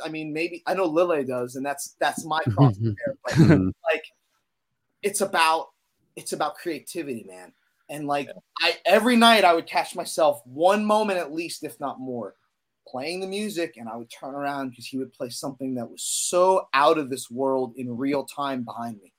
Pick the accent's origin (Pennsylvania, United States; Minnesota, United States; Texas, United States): Pennsylvania, United States; moved away as an adult; also born or lived in Boston / New York; I grew up in Pennsylvania